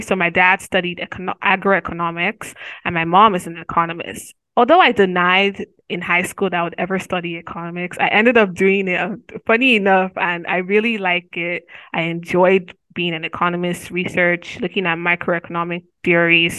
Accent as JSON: {"language": "English", "country": "Nigeria", "also_born_or_lived": "Nigerian black woman", "moved": "as an adult", "lives_now": "Missouri, United States", "said": "I'm from Nigeria"}